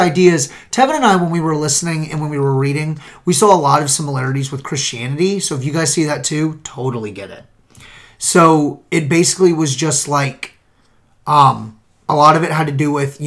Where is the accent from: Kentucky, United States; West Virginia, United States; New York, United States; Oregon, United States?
Kentucky, United States; we're from Kentucky